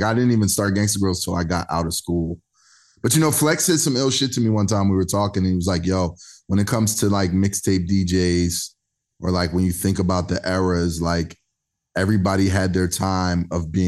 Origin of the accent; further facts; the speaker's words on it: Philadelphia, Pennsylvania, United States; We're all from Philly